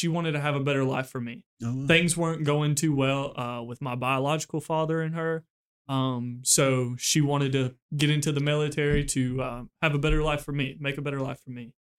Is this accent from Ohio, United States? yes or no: no; Texas, United States; moved away; I was actually born and raised in Texas. Me and my mother both miss home a lot, for sure. Born and raised in Texas. My mom stayed with me and my grandparents for a little bit, her parents. And I want to say it was about, I was born in 2002.